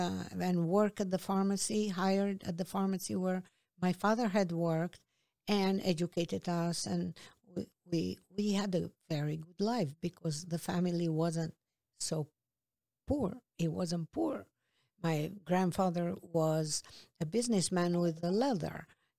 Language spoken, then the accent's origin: English; Peja, Kosovo; now in New York City, United States; I grew up in Peja.